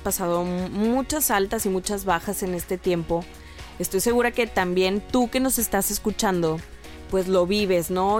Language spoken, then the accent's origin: Spanish; Mexico; mexicana, inquieta y mamá de dos criaturas